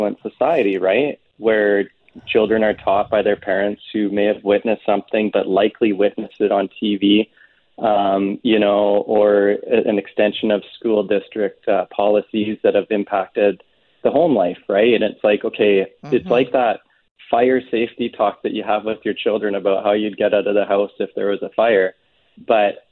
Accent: Canada; living in Canada and being a Canadian

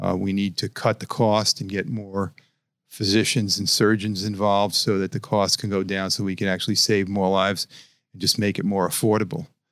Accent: New York City, New York, United States; moved away as an adult; I was born in New York, in Brooklyn, and um, you know I, I, left 30 years ago to learn transplant.

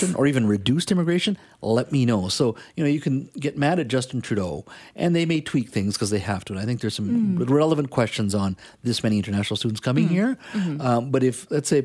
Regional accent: India; now in Canada; I was born in India

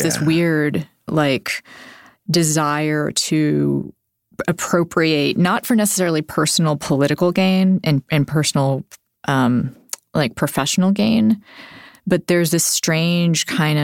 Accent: Texas, United States; I grew up in Texas

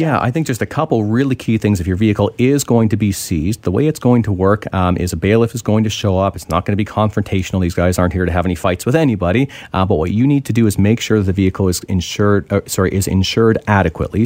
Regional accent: Ontario, Canada; now in British Columbia, Canada; I'm originally from Ontario, so I can speak to Ontario

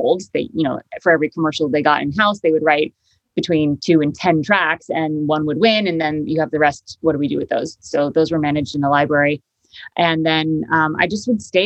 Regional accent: Connecticut, United States; born or raised there; moved away as an adult; also born or lived in upstate New York / Harlem, New York; now in Hudson Valley, United States

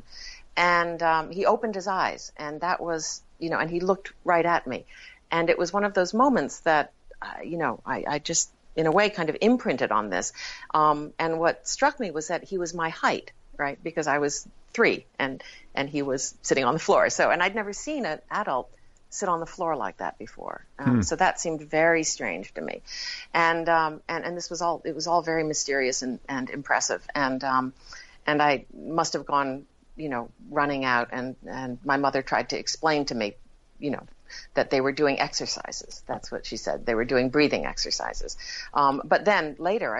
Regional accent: New Haven, Connecticut, United States; I was born in New Haven, Connecticut

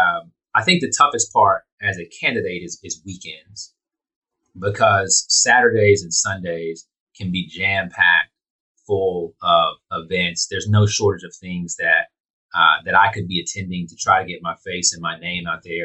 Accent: Houston, Texas, United States; I grew up right here in Houston

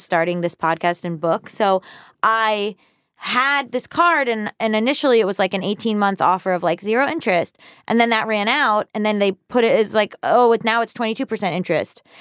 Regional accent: the South, United States; now in Los Angeles, United States; I'm from the South

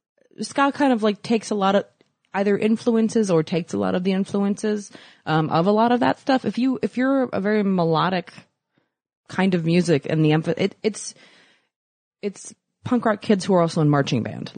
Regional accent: right outside of Annapolis, Maryland, United States; In Maryland, right outside of Annapolis, kind of.

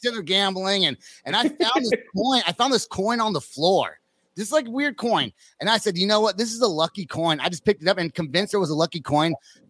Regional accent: San Francisco Bay Area, East Bay, California, United States; I'm from San Francisco, like the Bay Area. I was born there, raised just East Bay.

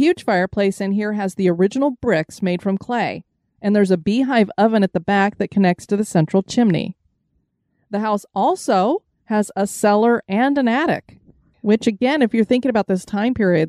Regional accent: Colorado, United States; moved away; I came from Colorado

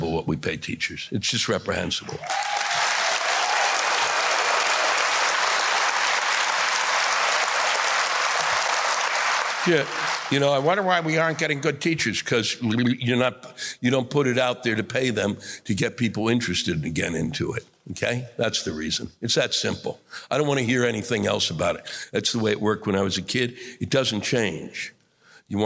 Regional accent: New York City, New York, United States

